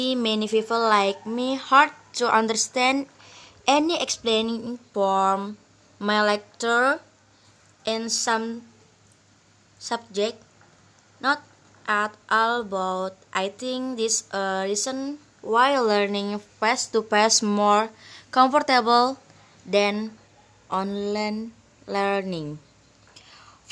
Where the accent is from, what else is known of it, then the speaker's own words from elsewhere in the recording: Sampit, Central Kalimantan, Indonesia; moved away as an adult; now in Banjarmasin, Indonesia; I'm from Sampit.